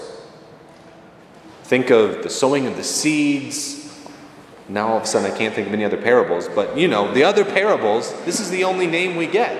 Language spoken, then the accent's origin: English; Rockton, Illinois, United States; I grew up in Rockton, Illinois, about an hour north of here, just north of Rockford